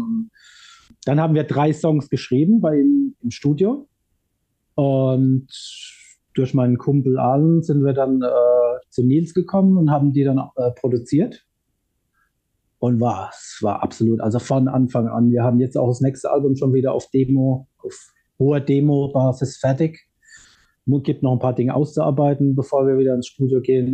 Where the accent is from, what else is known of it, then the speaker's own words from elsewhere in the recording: Ludwigshafen, Rhineland-Palatinate, Germany; bei uns in Ludwigshafen haben viele, viele Bands gespielt